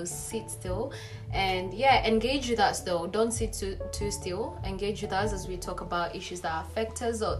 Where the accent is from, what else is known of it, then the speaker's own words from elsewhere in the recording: Kenya; now in United Kingdom; we are three Kenyan girls, born and bred in Kenya, but living in the UK at the moment.